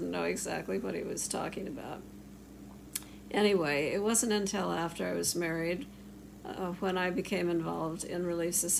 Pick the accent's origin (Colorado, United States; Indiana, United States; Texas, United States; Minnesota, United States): Minnesota, United States; Rochester; I grew up in Rochester, Minnesota